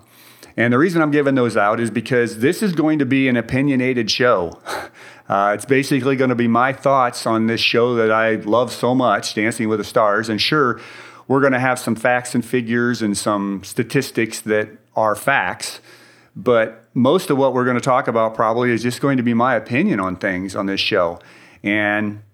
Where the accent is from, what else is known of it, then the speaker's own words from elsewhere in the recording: Indiana, United States; moved away as an adult; now in Dallas, United States; I grew up in Indiana. Went to Purdue University there